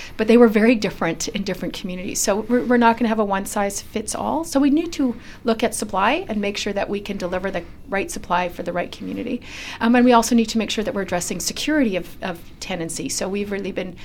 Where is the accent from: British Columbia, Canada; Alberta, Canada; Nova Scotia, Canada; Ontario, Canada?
British Columbia, Canada; we as British Columbians